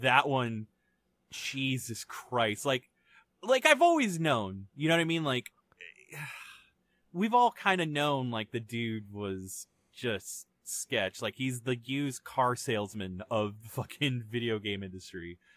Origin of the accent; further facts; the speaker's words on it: Canada; as a Canadian citizen